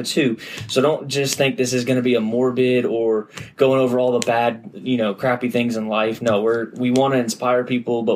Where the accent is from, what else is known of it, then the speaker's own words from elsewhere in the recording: Middle Tennessee, United States; also born or lived in Memphis, Tennessee; I'm from the Middle Tennessee area, went to Brentwood Academy, graduated